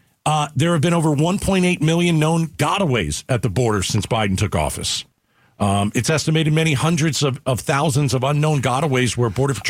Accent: East Coast, United States; moved away; I'm from the East Coast.

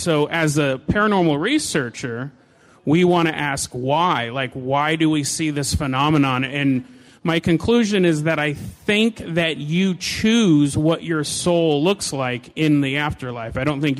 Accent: Hood River, Oregon, United States; I'm from Hood River, Oregon.

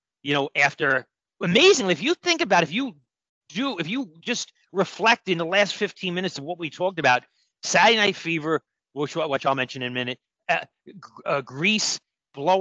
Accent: New York City, New York, United States; When I was a little kid, in my neighborhood, when I grew up in Brooklyn

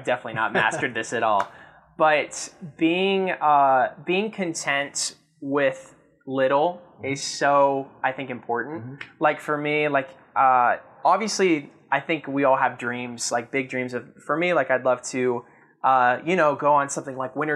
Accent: the South, United States; I grew up in the South

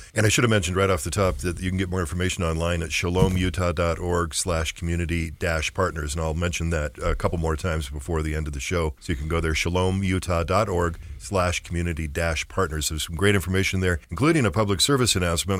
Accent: Orem, Utah, United States; I grew up in Orem, which was, uh, pretty much, um, you know, not diverse at all when I was a teenager

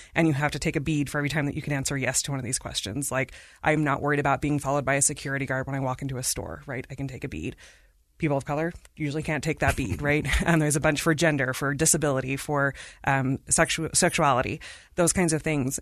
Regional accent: India; moved away; I am from India.

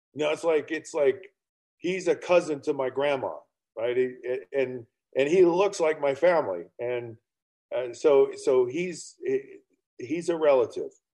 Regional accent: Utah, United States; I grew up in Utah County in the state of Utah, 15 minutes from Brigham Young University in the 1980s

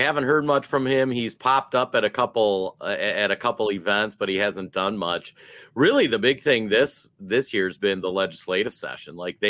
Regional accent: Minnesota, United States; I'm from Minnesota

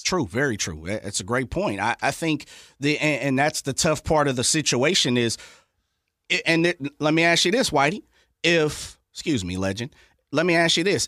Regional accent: Sacramento, California, United States; this my hometown, this my city

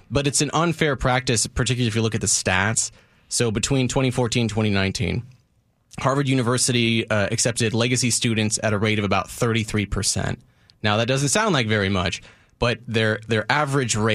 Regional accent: California, United States; I think that that's amazing because in where I am from is from the Bay Area, same as uh, Mike Lewis with San Jose, Santa Cruz, San Francisco.

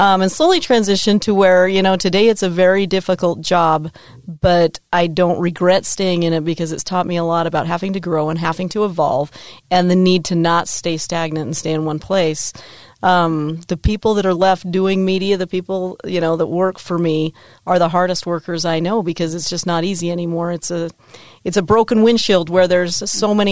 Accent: Layton, Utah, United States; I grew up in Layton, Utah. I've lived in Utah my entire life.

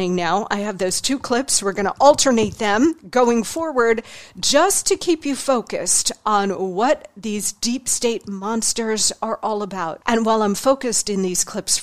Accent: New York, United States; I'm a New Yorker, and I do politics for a living

